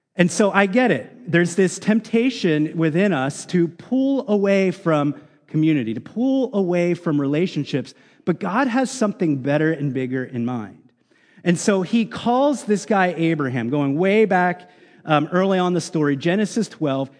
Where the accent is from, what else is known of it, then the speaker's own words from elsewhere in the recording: United States; especially as American Christians